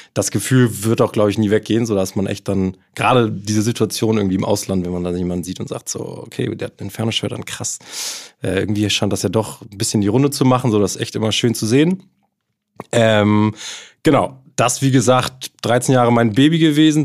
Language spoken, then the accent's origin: German; Hamburg, Germany; also born or lived in Kiel; Also ich bin hier in Hamburg groß geworden